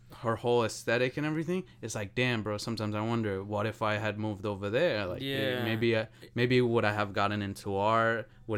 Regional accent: Colombia; Well, not that, but sometimes I think like, what if I had stayed in Colombia?

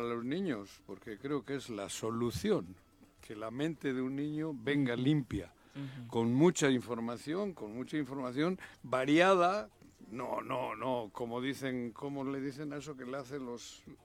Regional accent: Bilbao, Basque Country, Spain; now in Mexico; que soy mexicano nacido en Bilbao

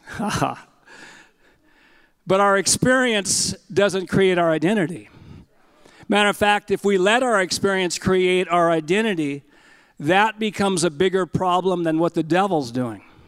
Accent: California, United States; I'm from California

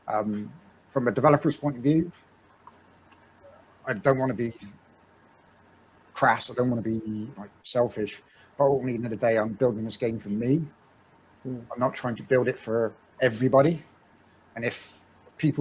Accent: West Country, South West England, United Kingdom; accent: West Country; we're from the West Country

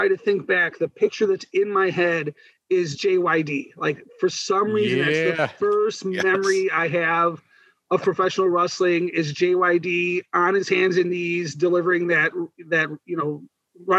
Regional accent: Hammond, Indiana, United States; I'm actually from Northwest Indiana. I'm from Hammond, born and raised in Hammond

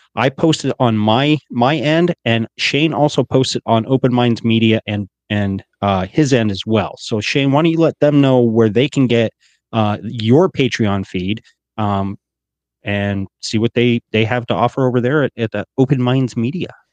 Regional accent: Pennsylvania, United States; my home state

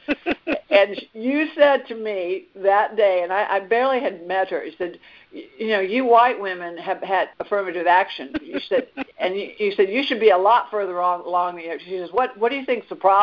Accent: Washington, District of Columbia, United States; also born or lived in Atlanta, Georgia; I also grew up in Washington, D.C.

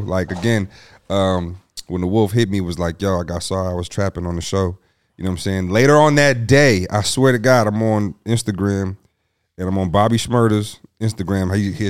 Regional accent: Lansing, Michigan, United States; now in Atlanta, United States; I'm from the A. But I'm really from, I'm born and raised in Lansing, Michigan. Born and raised.

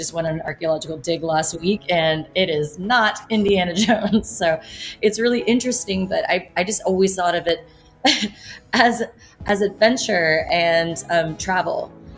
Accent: Indonesia; So my parents were stationed around the world, and I grew up in Indonesia.

